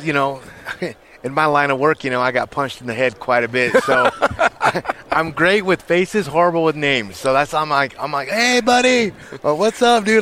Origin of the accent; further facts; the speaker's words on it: Nebraska, United States; now in Colorado, United States; I grew up in Nebraska